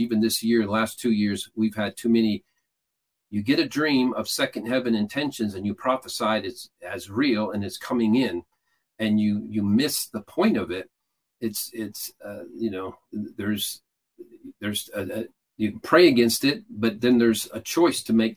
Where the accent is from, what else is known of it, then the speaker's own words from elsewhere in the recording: Atlanta, Georgia, United States; I'm from Atlanta